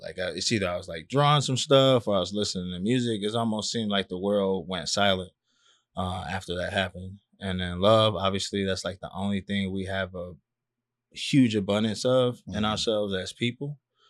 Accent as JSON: {"language": "English", "town": "Miami Gardens", "region": "Florida", "country": "United States", "said": "Yeah, I'm from Carroll City."}